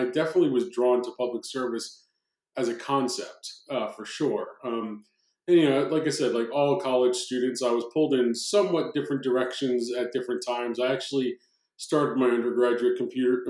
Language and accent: English; New Jersey, United States; growing up in South Jersey, my dad was, again, a cop